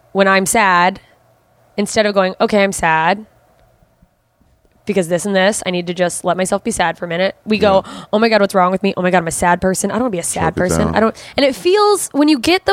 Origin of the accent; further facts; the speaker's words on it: Anchorage, Alaska, United States; also born or lived in Germany / Southern Mississippi; There's a huge drug problem in my hometown.